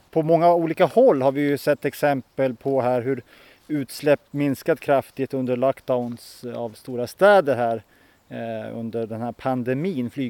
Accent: Finland; Nu råkar vi bara vara några miljoner finländare men, men det ger oss inte rätten kanske att brassa på med bilar, båtar, stora hus och resor och produkter.

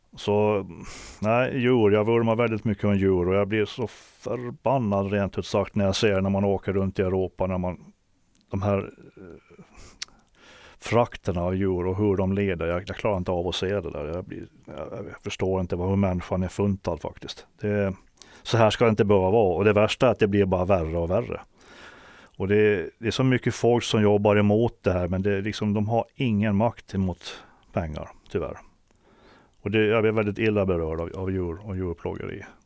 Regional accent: Åland Islands; moved away; also born or lived in Stockholm; Då hade jag varit hemma på Åland

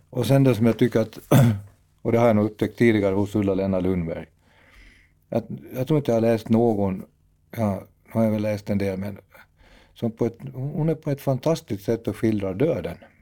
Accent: Dragsvik, Uusimaa, Finland; moved away; det är ju mina hemtrakter från början

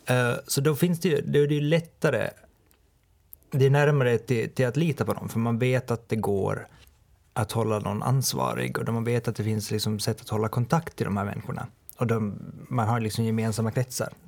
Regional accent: Åland, Finland; som vi ålänningar gör. Det är det som gör oss till ålänningar, att vi liksom kommer och säger hej, jag är från Åland.

